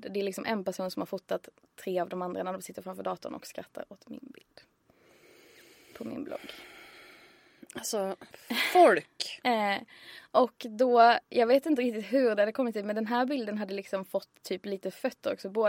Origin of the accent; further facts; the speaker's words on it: Skåne, Sweden; moved away as an adult; now in Stockholm, Sweden; jag tog studenten 2010 och sen flyttade till Stockholm 2011 för jag är från Skåne.